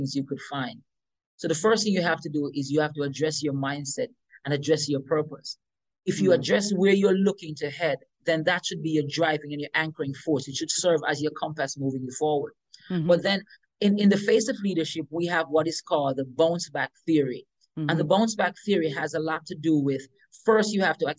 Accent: Western St. Mary, Saint Mary, Jamaica; I remember growing up in Jamaica, in the countryside

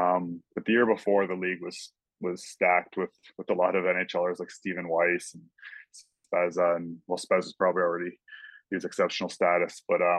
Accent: Mississauga, Ontario, Canada; I grew up in Port Credit, which is a little town in Mississauga, basically just off of Lake Ontario. And it was a great neighborhood. A lot of my family and cousins lived around there

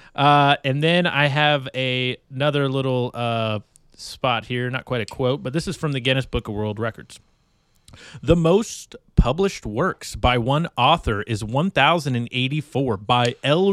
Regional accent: California, United States; I grew up in California

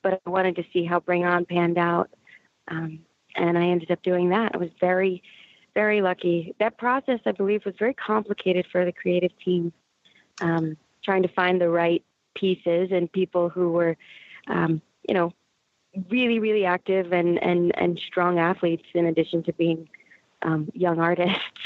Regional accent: Raleigh, North Carolina, United States; I'm originally from North Carolina. I call Raleigh my hometown, the Raleigh-Wake Forest area.

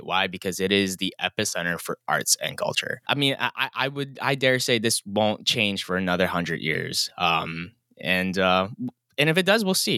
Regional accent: United States; also born or lived in Los Angeles; move back to my hometown

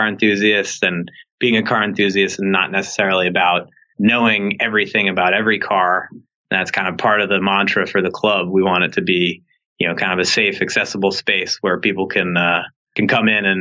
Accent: New York City, New York, United States; I grew up in New York City

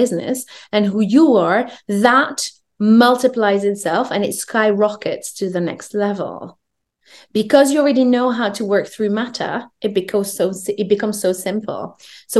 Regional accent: France; I grew up in France. I'm French Moroccan.

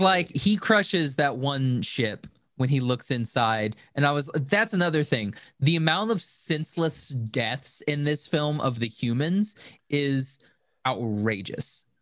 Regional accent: United States; I'm American

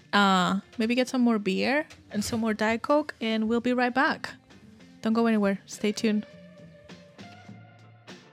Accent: Barcelona, Catalonia, Spain; I'm from Barcelona, so I don't even consider myself Spanish

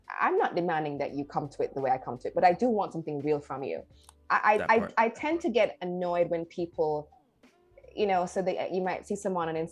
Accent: Jamaica; I'm a Caribbean person. I grew up in Jamaica.

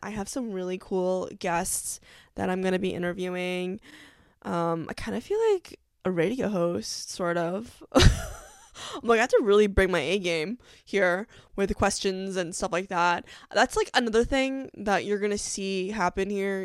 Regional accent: New York, United States; I'm from New York

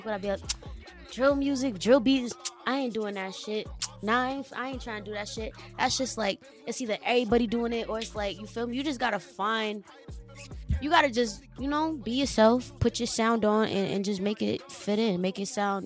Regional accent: Boston, Massachusetts, United States; I'm from Rugby Street Projects

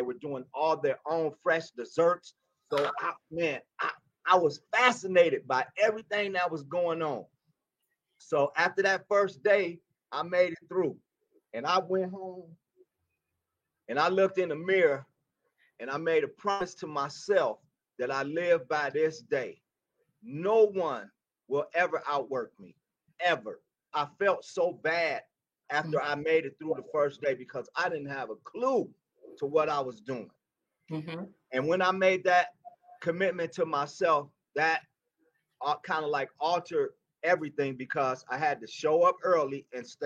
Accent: Detroit, Michigan, United States; moved away as an adult; now in Colorado, United States; I was born and raised in Detroit

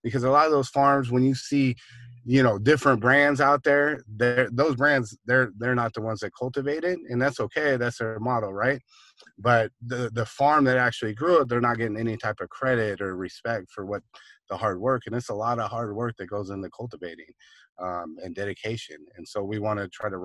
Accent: Seattle, Washington, United States; I grew up in Seattle, up in Washington

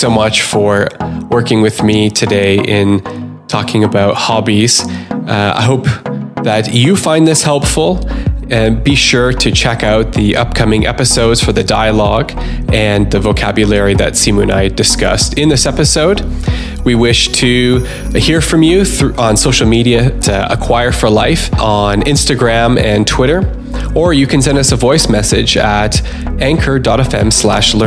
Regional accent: Canada; now in Bern, Switzerland; as a Canadian

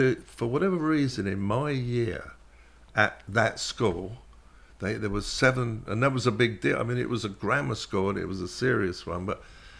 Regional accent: Shepherd's Bush, London, United Kingdom; Well, I did grow up just up from the Shepherd's Bush roundabout. That was the first 7 years of my life.

